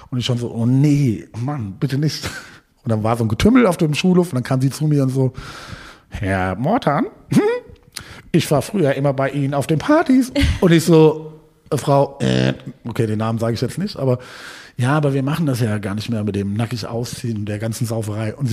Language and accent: German; Hohensolms, Hesse, Germany; Äh, also ich komme nicht direkt aus Gießen, aus Hohensolms.